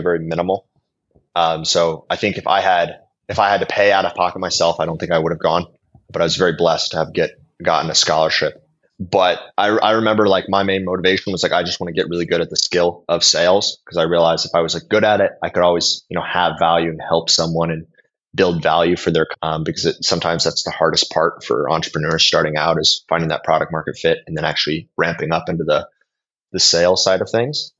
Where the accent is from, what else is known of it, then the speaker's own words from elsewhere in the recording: Billings, Montana, United States; moved away as an adult; now in Warsaw, Poland; I'm an American entrepreneur. I'm originally coming from Billings, Montana, way out west.